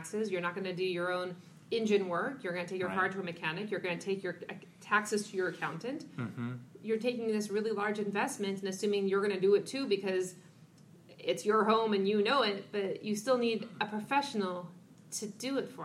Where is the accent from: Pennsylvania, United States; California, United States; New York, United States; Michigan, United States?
California, United States; Los Angeles; I'm from Los Angeles, California